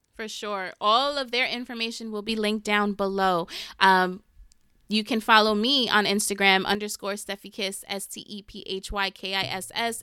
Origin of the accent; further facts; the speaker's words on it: New York City, New York, United States; I'm from the smallest part of the Bronx, like the most west you could get